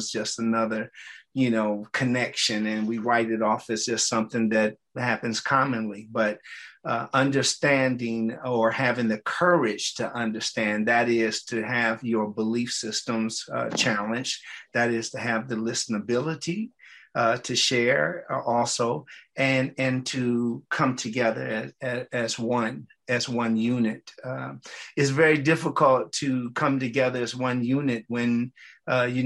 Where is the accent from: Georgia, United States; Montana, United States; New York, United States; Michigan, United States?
Michigan, United States; Detroit; I'm from Detroit, Michigan